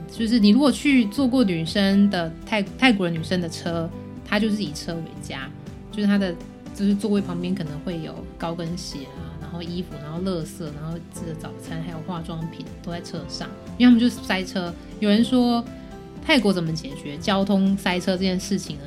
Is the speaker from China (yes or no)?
no; Taiwan; moved away as an adult; now in Bangkok, Thailand; 我来自台湾